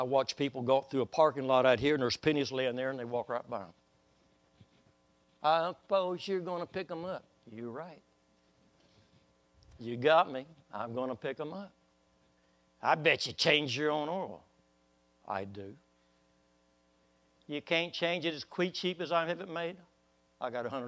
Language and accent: English; Waco, Texas, United States; when I was a little boy, about 5 years old, Waco, Texas